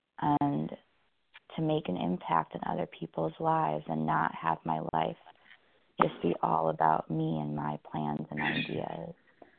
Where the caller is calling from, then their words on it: California, United States; I'm calling from California this morning.